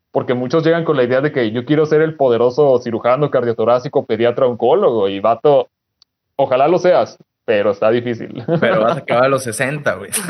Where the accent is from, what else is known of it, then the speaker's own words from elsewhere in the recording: Durango, Mexico; mi familia, de parte de mi papá, somos de Durango.